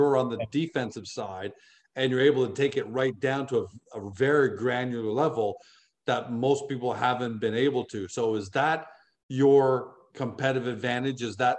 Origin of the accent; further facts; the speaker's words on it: Canada; we're both Canadian. You're in Ottawa right now. I'm 4 hours away from Ottawa.